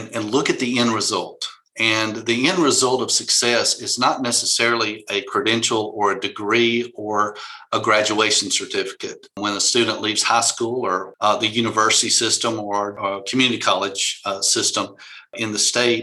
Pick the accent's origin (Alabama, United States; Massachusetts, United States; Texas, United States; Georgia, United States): Alabama, United States; Tuscaloosa; we're from Tuscaloosa